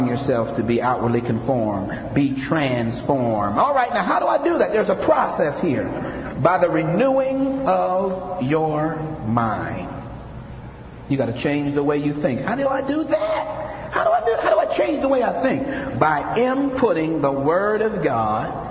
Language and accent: English; Akron, Ohio, United States; I'm from Akron, Ohio, a population of 250,000.